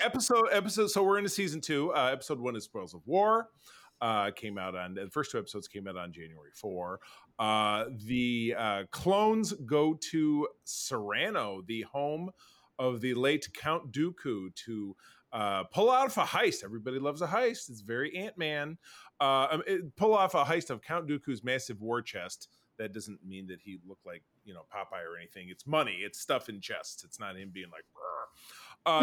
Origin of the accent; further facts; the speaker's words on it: Michigan, United States; I'm from Michigan